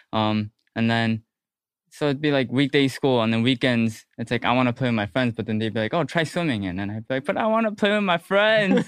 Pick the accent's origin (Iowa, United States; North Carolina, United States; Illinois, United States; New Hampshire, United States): Illinois, United States; Hoffman Estates; I'm from Hoffman Estates, no one really knows where that is